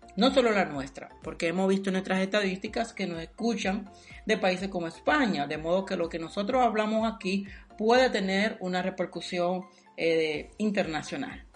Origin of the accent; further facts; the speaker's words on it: Dominican Republic; moved away; soy dominicano